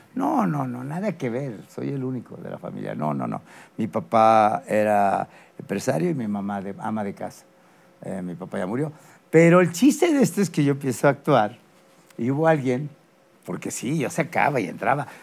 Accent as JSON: {"language": "Spanish", "region": "Mexico City", "country": "Mexico", "tie": "born or raised there", "said": "nací en la Ciudad de México"}